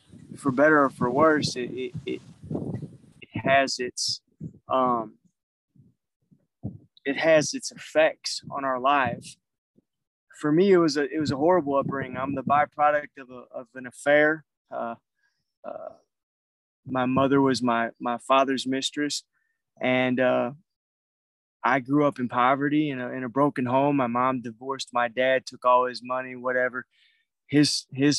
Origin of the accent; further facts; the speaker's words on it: St. Louis, Missouri, United States; moved away as an adult; I'm originally from St. Louis, Missouri